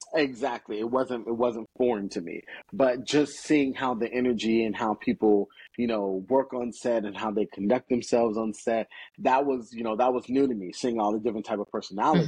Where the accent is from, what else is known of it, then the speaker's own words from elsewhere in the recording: Gainesville, Florida, United States; also born or lived in Chicago; growing up in Florida